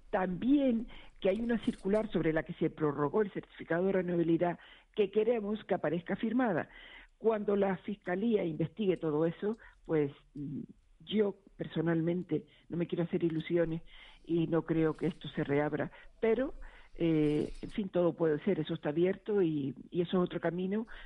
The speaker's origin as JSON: {"language": "Spanish", "region": "Canary Islands", "country": "Spain", "moved": "yes", "lives_now": "Madrid, Spain", "said": "yo soy de Gran Canaria, yo llevo 43 años viviendo en Madrid"}